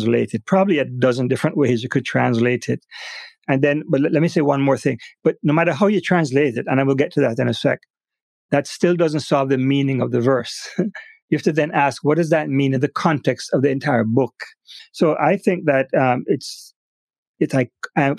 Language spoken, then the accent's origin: English; Jamaica; moved away; back in Jamaica, my home country